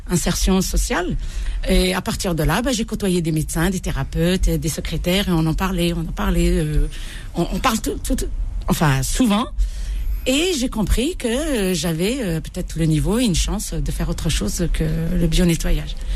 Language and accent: French; Bordj Bou Arréridj, Bordj Bou Arréridj Province, Algeria; L'Algérie profonde, la vraie Algérie